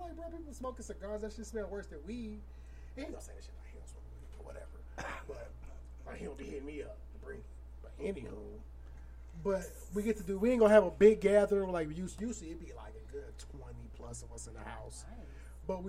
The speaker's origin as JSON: {"language": "English", "town": "Aurora", "region": "Illinois", "country": "United States", "tie": "born or raised there", "moved": "yes", "said": "my hometown of Aurora, Illinois"}